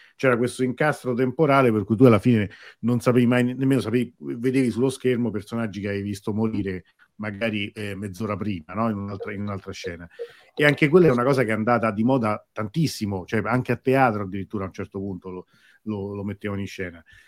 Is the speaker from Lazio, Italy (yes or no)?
yes; Rome, Lazio, Italy; io sono di Roma, trasmetto da Roma